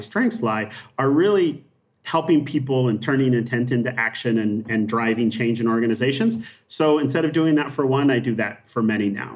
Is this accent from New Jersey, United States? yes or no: no; Montana, United States; moved away; I grew up in Montana.